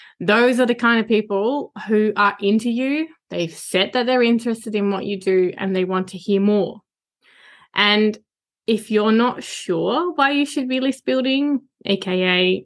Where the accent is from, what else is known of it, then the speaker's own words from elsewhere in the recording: Netherlands; now in Australia; it's where I was born and where my entire family still lives